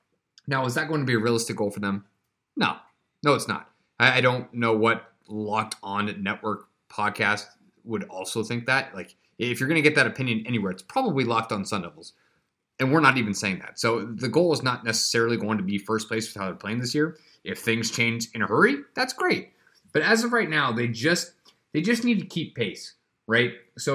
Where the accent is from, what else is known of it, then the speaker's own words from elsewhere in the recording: Australia; I'm from Australia.